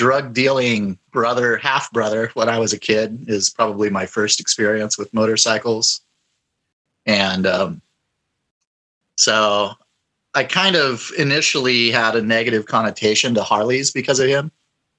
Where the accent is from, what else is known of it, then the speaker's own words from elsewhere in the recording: San Diego, California, United States; now in Coeur d'Alene, United States; no, I'm in Coeur d'Alene, Idaho. I'm a transplant from San Diego, California.